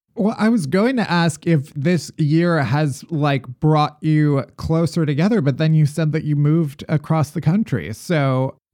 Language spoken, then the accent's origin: English; Midwest, United States; moved away as an adult; now in New York, United States; I'm from the Midwest, and, eh, when I moved to New York